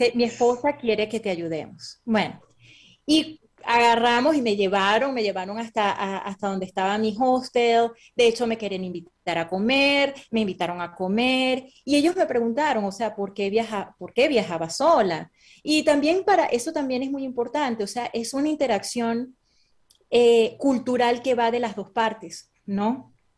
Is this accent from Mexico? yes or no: no; Venezuela; moved away; also born or lived in Caracas, Venezuela / Boston, United States; yo realmente me crié en un pueblo que es petrolero que se llama Naco